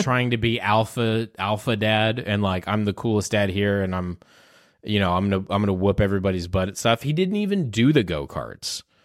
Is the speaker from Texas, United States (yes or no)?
yes; Houston, Texas, United States; moved away; I'm from Houston